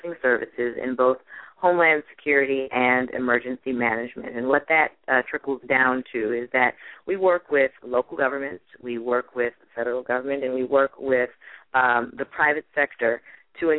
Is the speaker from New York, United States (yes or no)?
yes; Buffalo, New York, United States; We grew up in Buffalo, New York